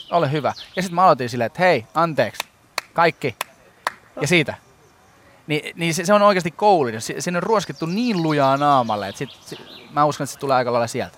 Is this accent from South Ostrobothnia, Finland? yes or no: yes; South Ostrobothnia, Finland; mä oon Etelä-Pohjanmaalta